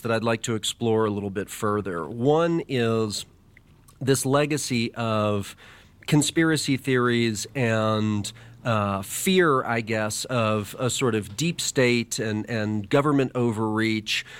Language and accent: English; Dallas, Texas, United States; I was a kid growing up in Dallas, Texas